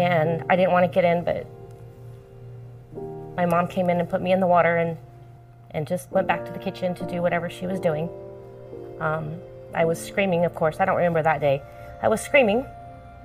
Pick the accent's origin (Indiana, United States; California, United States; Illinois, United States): California, United States; Chino; Chino, California